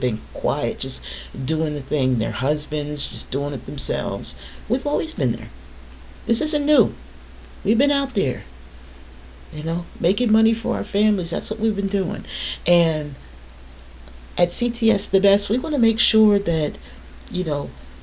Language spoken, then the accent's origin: English; the North, United States; I'm not from the South, I'm from the North, right? I'm from the North